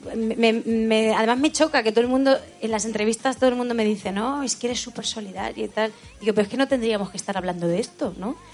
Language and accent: Spanish; Letur, Castilla-La Mancha, Spain; el pueblo donde yo me he criado. Eso, soy de Albacete, pero criada en un pueblo muy chiquitico de la Sierra del Segura